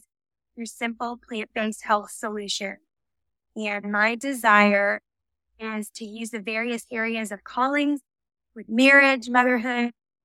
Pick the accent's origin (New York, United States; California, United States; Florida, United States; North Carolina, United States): Florida, United States; South; I grew up down in South Florida